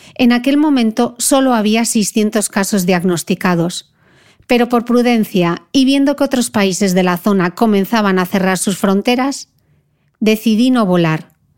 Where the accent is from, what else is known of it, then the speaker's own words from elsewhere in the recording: Spain; now in Dubai, United Arab Emirates; con mi corazón en España. Se ha declarado el estado de alarma en mi país